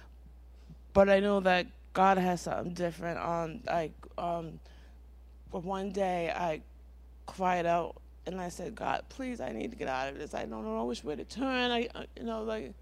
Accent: Providence, Rhode Island, United States; I come from Providence, Rhode Island. I was born addicted to heroin and cocaine

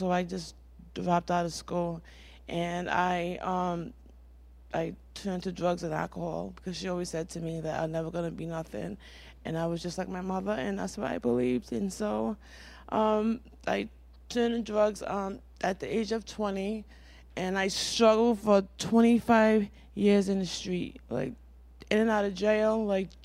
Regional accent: Providence, Rhode Island, United States; I come from Providence, Rhode Island. I was born addicted to heroin and cocaine

